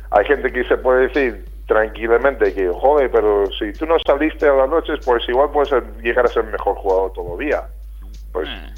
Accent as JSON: {"language": "Spanish", "country": "United States", "also_born_or_lived": "Vitoria, Spain / Málaga, Spain", "moved": "yes", "said": "yo soy muy americano, eh, bueno, y era muy americano entonces"}